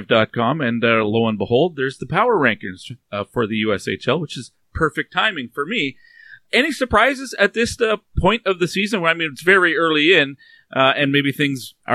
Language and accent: English; New Brunswick, Canada; moved away; I'm from New Brunswick originally myself